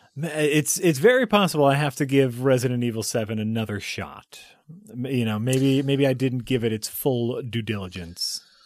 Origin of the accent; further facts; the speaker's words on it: United States; I'm an American.